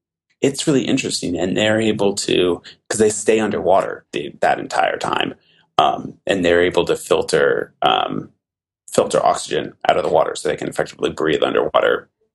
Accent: Oregon, United States; moved away as an adult; also born or lived in Massachusetts; I am from Oregon originally

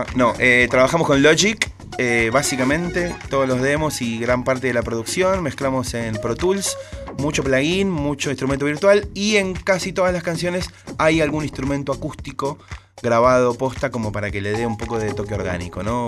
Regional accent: San Martín, Buenos Aires Province, Argentina; iba a mi radio de barrio, yo soy de San Martín, iba a FM

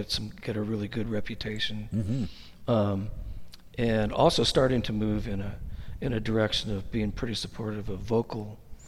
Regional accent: the Bay Area, California, United States; moved away as an adult; also born or lived in Texas; now in Portland, United States; I grew up in the Bay Area

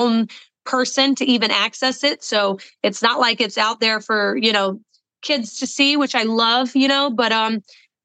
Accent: the South, United States; I am from the South

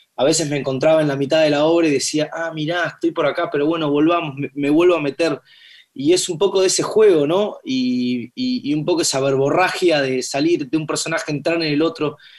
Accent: Buenos Aires, Argentina; Yo nací acá, en Buenos Aires, eh, por Belgrano

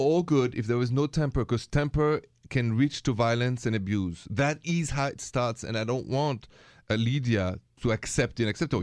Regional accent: France; accent: French; English is a second language; moved away; bear with my French accent

